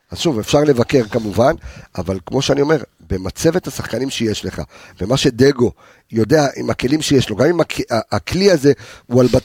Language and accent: Hebrew; Morocco; also born or lived in Switzerland; now in Israel; אני מרוקאי, בסדר? אסלי, בסדר? זאת אומרת שאנחנו... בארמון של מלח היית. לא, לא, עלי, עוד פעם, עליתי לארץ ממרוקו, אוקיי? דרך שווייץ. נולדתי בשווייץ, אבל עלינו לארץ ממרוקו